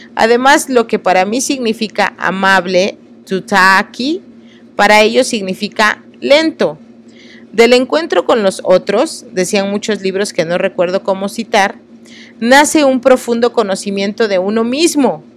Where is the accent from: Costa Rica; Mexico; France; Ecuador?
Mexico; Oaxaca; como oaxaqueña